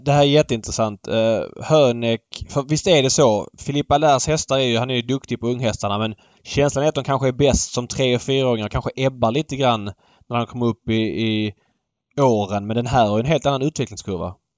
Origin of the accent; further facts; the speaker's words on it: Sweden; man som svensk